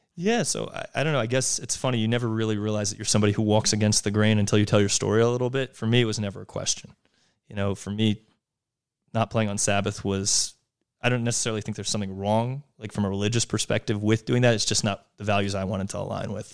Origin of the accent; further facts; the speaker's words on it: Yardley, Pennsylvania, United States; also born or lived in Trenton, New Jersey / New York; born and raised outside of Philadelphia, a small town called Yardley, Pennsylvania.